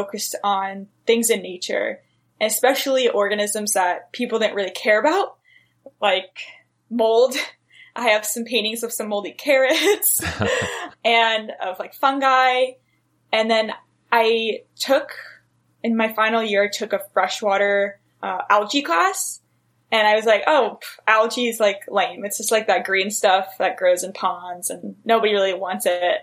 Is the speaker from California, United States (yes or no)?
yes; San Diego, California, United States; I grew up in San Diego next to the ocean